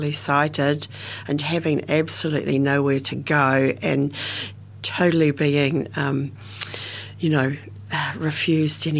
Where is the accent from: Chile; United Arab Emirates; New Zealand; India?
New Zealand; Dunedin, Otago; I was born in Otipoti, Dunedin, and in a suburb called Mornington, Bridges Street, Mornington, and then moved to Bradford when I was just 2 years of age and went to Bradford Primary School. In a kind of rural setting in Dunedin